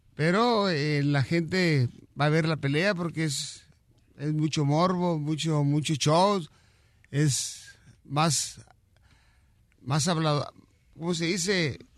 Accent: Mexico; como mexicano

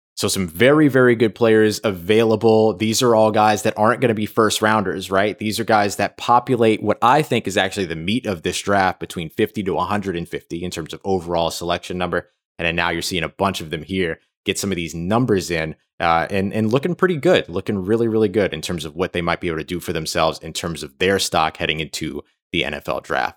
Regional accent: New Orleans, Louisiana, United States; I'm from New Orleans

